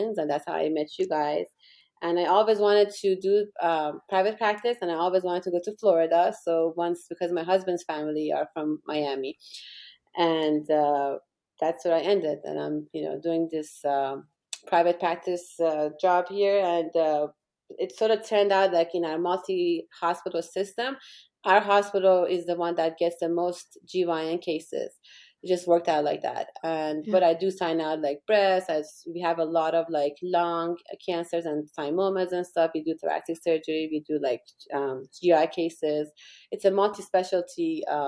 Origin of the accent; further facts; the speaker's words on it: Iran; moved away as an adult; also born or lived in England; now in Orlando, United States; they went back to Iran in the middle of the war between Iran and Iraq. And I grew up during the war. And I was there until I finished medical school